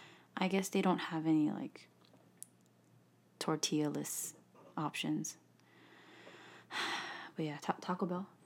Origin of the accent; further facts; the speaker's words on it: South Korea; first language English; It actually is, but I'm from Korea, so.